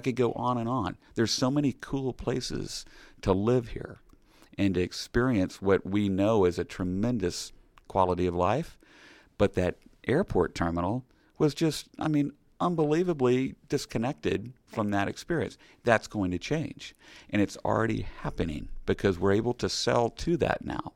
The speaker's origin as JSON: {"language": "English", "town": "Kansas City", "country": "United States", "said": "I'm from Kansas City."}